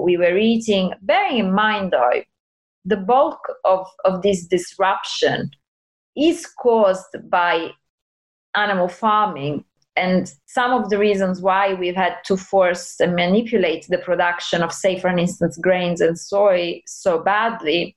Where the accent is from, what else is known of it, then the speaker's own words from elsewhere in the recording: Italy; I'm from Italy. I was raised eating everything